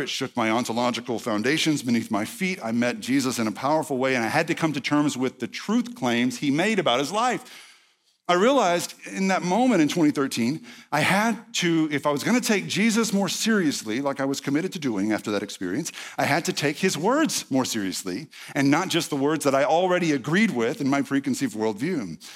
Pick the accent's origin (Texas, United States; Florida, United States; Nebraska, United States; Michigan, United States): Texas, United States; East; I'm from East Texas, not Arkansas.